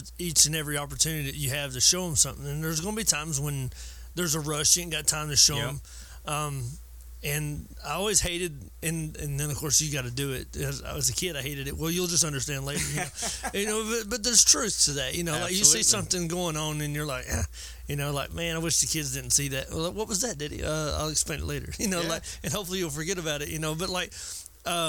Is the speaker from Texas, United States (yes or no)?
no; Georgia, United States; I'm from Georgia